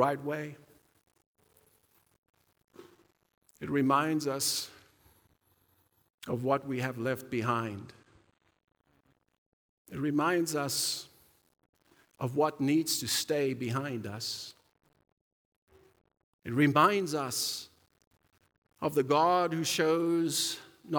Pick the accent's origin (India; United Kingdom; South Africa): South Africa; I grew up in South Africa during apartheid years